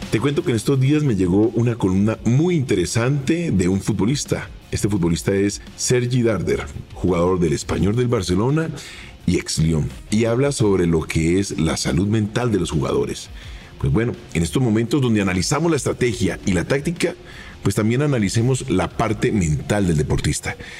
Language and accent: Spanish; Colombia; also born or lived in Argentina